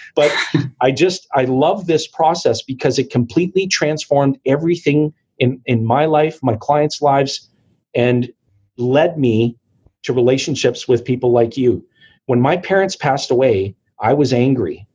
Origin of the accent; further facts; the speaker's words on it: Timmins, Ontario, Canada; I was born and raised in Timmins, Ontario, and Timmins is a small mining and forestry community